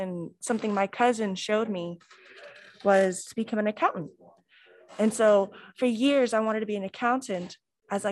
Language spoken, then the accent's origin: English; Bartow, Florida, United States; also born or lived in Cleveland, Ohio / Mulberry, Florida; I'm originally from Cleveland, Ohio, but I've lived here since I was probably three, so you could say I'm a Floridian